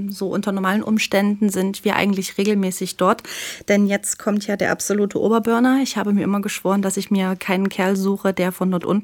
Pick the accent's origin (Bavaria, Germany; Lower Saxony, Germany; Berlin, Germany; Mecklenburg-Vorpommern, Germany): Lower Saxony, Germany; East Frisia; moved away; habe in einer Stadt gewohnt in ah, Ostfriesland.